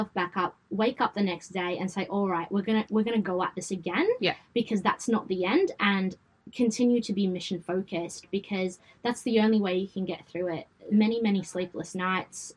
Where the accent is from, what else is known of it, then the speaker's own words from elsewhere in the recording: Sydney, New South Wales, Australia; accent: Westie; my Westie accent